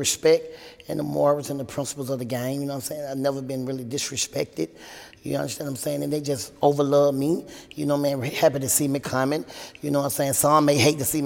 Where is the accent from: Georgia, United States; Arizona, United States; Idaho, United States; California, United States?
Georgia, United States; Atlanta; growing up in the South was great